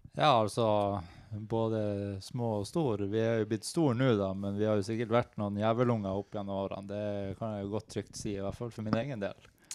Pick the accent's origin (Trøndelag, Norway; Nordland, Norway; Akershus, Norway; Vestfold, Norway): Nordland, Norway; Narvik; moved away as an adult; now in Oslo, Norway; jeg er fra Narvik.